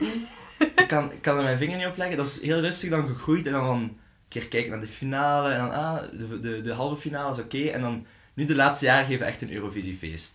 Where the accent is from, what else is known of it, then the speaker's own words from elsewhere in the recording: Belgium; als Belg zijnde